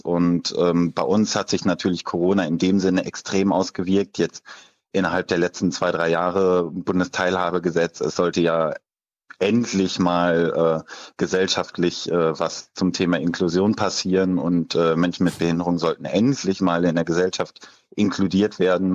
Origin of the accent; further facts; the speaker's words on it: Leverkusen, North Rhine-Westphalia, Germany; ich komme aus Leverkusen